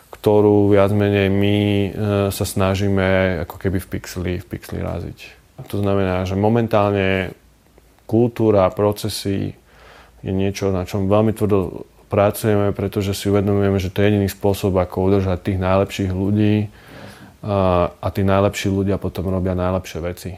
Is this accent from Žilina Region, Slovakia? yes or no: no; Bratislava, Bratislava Region, Slovakia; Narodil som sa v Bratislave, veľkú časť života som prežil v Lamači